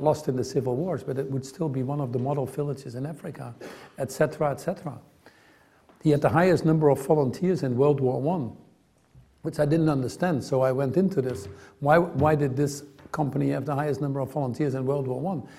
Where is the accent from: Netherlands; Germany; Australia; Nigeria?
Netherlands; I grew up in the Netherlands